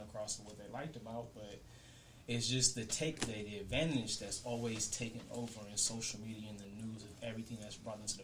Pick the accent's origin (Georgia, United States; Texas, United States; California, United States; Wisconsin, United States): California, United States; Los Angeles; I come from Florence, Fifth Avenue, Florence